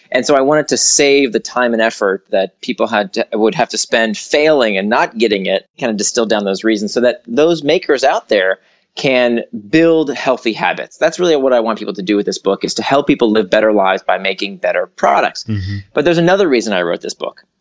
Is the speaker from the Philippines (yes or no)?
no; Orlando, Florida, United States; also born or lived in Atlanta / New York; now in San Francisco, United States; I grew up in Orlando and then went to school in Atlanta and then New York. Uh, then I was in Silicon Valley and now I'm in San Francisco.